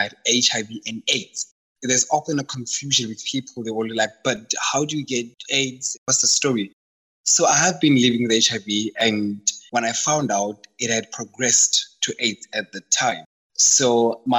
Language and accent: English; South Africa; I'm from Kasi, so the whole diet thing never worked, because from Kasi, we eat the same thing. If it's pap and cabbage, all of us take it